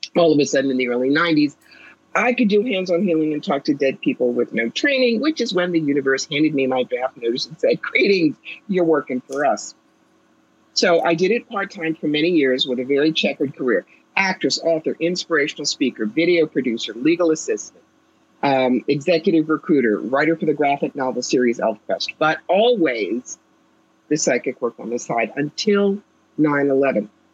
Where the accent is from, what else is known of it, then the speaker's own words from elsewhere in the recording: New York, United States; now in Albany, United States; I'm a New Yorker.